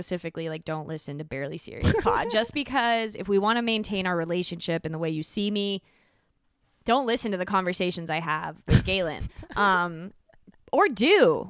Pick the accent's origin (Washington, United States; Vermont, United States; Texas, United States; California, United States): California, United States; Calabasas; So rich. I grew up